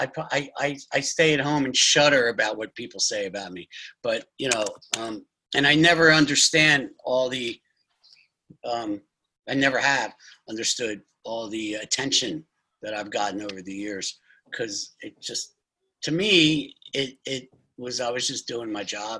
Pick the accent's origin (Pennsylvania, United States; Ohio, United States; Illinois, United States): Pennsylvania, United States; Philadelphia; I'm from Philadelphia